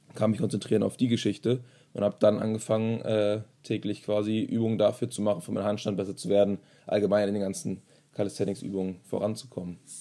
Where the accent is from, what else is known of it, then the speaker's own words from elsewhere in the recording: Germany; also born or lived in Berlin; bei uns in Deutschland